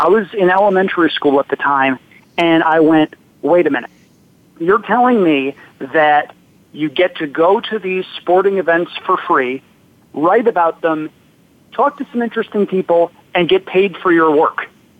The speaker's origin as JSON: {"language": "English", "town": "Kingston", "region": "New York", "country": "United States", "tie": "born or raised there", "said": "I was born in Kingston, New York, about 2 hours north of New York City in the Hudson Valley, about an hour and a half south of Saratoga."}